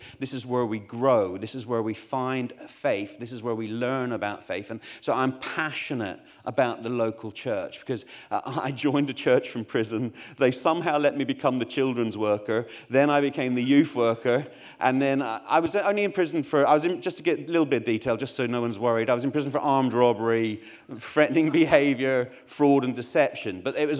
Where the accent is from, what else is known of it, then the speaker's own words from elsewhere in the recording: Northern Ireland, United Kingdom; moved away; also born or lived in Essex, England; I grew up in Northern Ireland. I don't have a Northern Irish accent because we moved to Essex, which didn't help my Essex doesn't help anybody's accent.